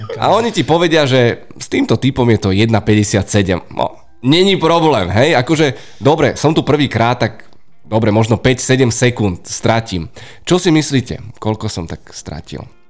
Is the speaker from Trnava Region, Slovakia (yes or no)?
no; Bratislava, Bratislava Region, Slovakia; Z Petržalky.